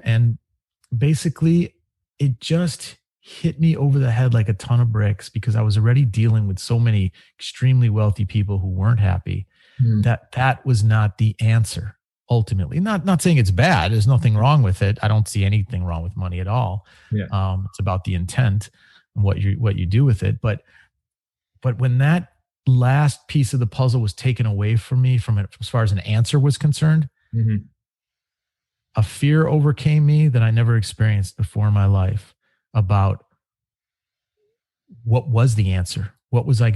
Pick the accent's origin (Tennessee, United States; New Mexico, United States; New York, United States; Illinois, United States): Illinois, United States; Chicago; I grew up in Chicago